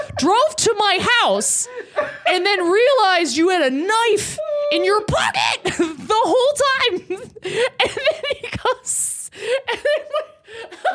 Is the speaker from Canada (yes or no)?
yes; Lindsay, Ontario, Canada; moved away; In Lindsay, Ontario.